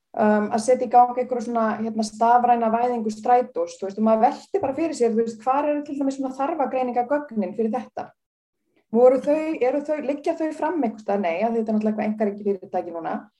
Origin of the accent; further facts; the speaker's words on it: Reykjavík, Capital Region, Iceland; ég fór aðna í Vesturbælu og alltaf sem krakki og því ég var alveg upp í Vesturbænum